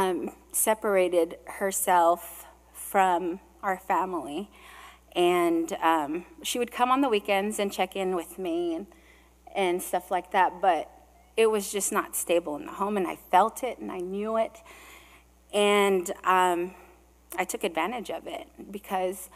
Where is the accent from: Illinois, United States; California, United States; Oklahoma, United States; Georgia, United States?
California, United States; also born or lived in Hawaii; I was born in Hawaii, and I was born of Filipino immigrants who raised me in California